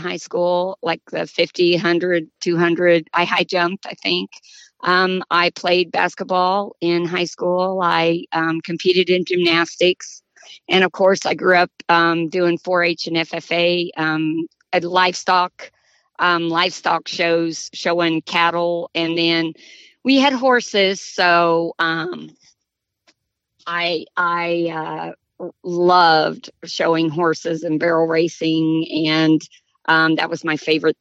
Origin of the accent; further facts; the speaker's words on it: Nevada, Missouri, United States; I grew up in the country in a little, our town's called Nevada, Missouri.